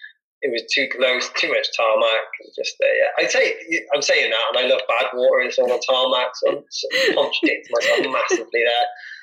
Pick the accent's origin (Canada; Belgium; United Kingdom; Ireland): United Kingdom; Wales; Obviously, I'm a Welsh. I'm really proud to be Welsh.